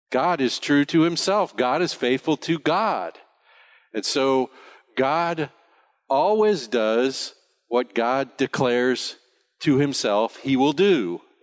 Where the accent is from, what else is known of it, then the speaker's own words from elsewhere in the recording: United States; now in Bonaire; I'm an American